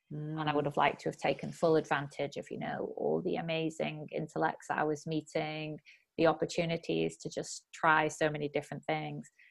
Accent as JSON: {"language": "English", "town": "Bury", "region": "North West England", "country": "United Kingdom", "also_born_or_lived": "Oxford / Chiba, Japan", "moved": "as an adult", "lives_now": "Japan", "said": "So I'm originally from Bury, uh, near Manchester"}